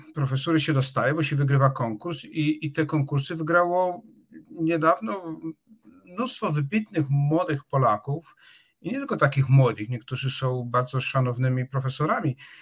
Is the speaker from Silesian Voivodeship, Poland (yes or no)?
no; Czarnowąsy, Opole Voivodeship, Poland; moved away as an adult; also born or lived in Wrocław / Oxford; jestem z Czarnowoz. To jest, to jest taka wioska pod Opolem, gdzie była izba porodowa